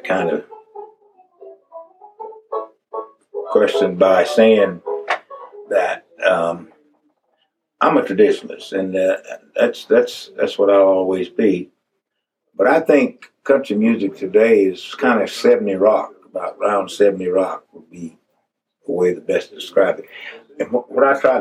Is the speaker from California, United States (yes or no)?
no; Sledge, Mississippi, United States; my hometown of Sledge, Mississippi